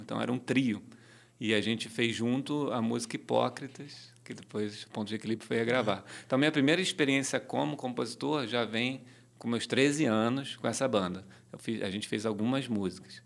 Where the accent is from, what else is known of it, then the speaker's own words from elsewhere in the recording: Rio de Janeiro, Brazil; eu nasci na rua Carvalho Alvim, na Tijuca, perto da rua Uruguai, ali na zona norte do Rio de Janeiro